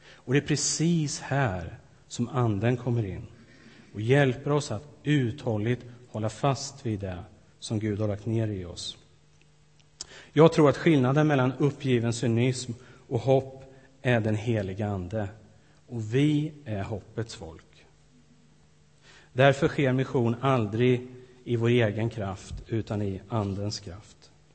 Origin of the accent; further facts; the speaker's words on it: Sweden; moved away as an adult; ett antal år hemma i Sverige nu